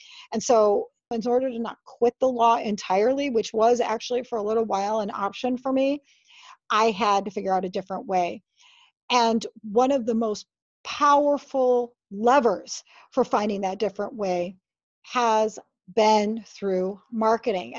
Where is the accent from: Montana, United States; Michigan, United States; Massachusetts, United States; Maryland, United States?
Michigan, United States; moved away as an adult; also born or lived in Honolulu, Hawaii; I moved back to my home state of Michigan in 2008.